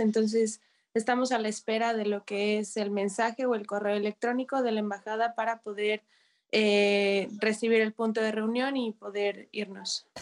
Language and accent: Spanish; Mexico; now in Kyiv, Ukraine; como mexicana, como foráneo